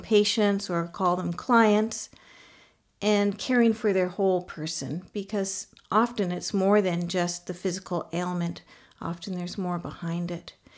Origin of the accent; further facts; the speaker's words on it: Canada; now in Mongolia; I'm a Canadian nurse, and I actually happen to also be currently living in Mongolia